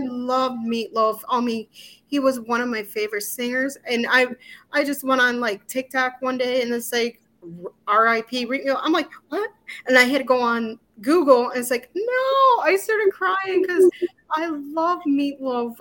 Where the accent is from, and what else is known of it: Walston, Michigan, United States; born or raised there; moved away as an adult; also born or lived in Illinois